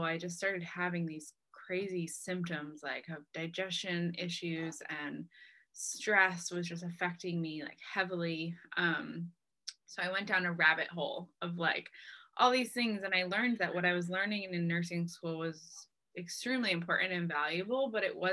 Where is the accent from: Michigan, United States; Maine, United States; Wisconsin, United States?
Maine, United States; Lewiston; also born or lived in San Diego, California; I grew up in Maine, at least since I was three. I was born in San Diego, but I moved here when I was three, so I call Maine home.